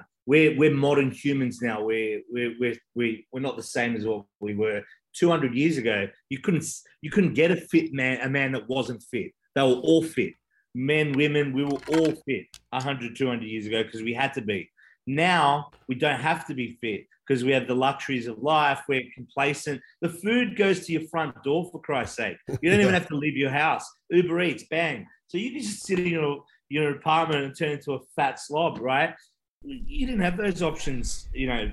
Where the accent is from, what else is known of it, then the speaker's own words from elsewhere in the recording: Australia; I'm Australian